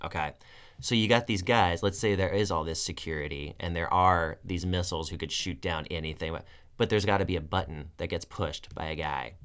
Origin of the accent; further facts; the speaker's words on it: United States; as an American citizen who's never been in the military